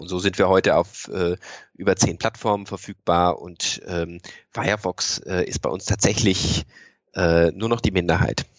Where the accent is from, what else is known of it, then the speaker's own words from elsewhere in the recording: Freiburg, Baden-Württemberg, Germany; now in Cologne, Germany; ich komme ursprünglich aus Freiburg